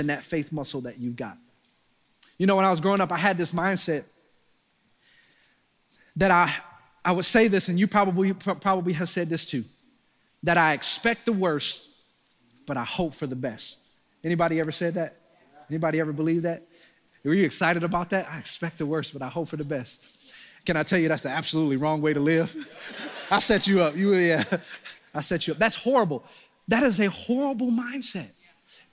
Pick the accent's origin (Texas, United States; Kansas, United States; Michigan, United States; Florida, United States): Michigan, United States; Detroit; I'm from Detroit